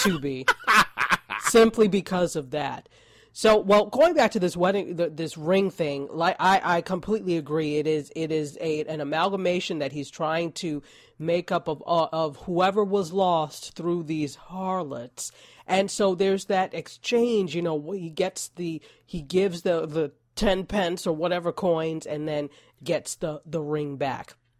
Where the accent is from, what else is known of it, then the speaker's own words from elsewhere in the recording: New York, United States; I am a New Yorker